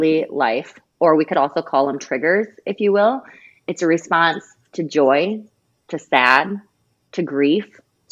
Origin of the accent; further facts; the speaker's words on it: South Dakota, United States; I'm from South Dakota. Everywhere is 15 minutes